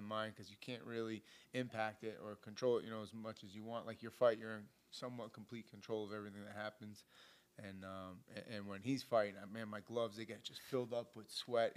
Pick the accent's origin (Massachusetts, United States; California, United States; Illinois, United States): Massachusetts, United States; Boston; I was the kid from Boston, young kid, hungry